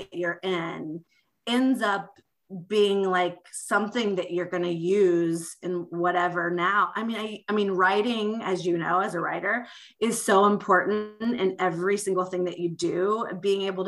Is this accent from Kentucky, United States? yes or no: yes; Lexington, Kentucky, United States; moved away as an adult; also born or lived in Tennessee / London / New York; I grew up in Lexington, Kentucky